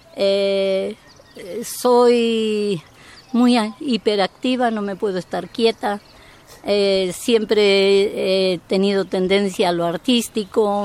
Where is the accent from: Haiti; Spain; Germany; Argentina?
Spain; also born or lived in Guadalajara, Mexico; now in Veracruz, Mexico; yo vengo de un territorio que es el, eh, eh, la madre patria, que, de madre no tiene nada, esto, en la cual la gente es muy regionalista